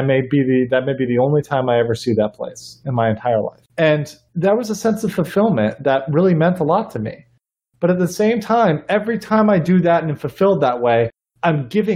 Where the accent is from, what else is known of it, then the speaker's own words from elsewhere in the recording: Florida, United States; we're from Florida too.